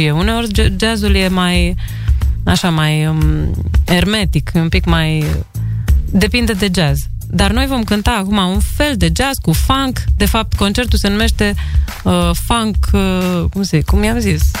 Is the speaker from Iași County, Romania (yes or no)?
yes; Iași, Iași County, Romania; also born or lived in Tulcea / Piatra Neamț / Bucharest; Eu sunt bucureșteancă. Adică sunt născută în Tulcea, mă rog, crescută în Iași, Piatra Neamț și mutată în București, 10 ani acolo.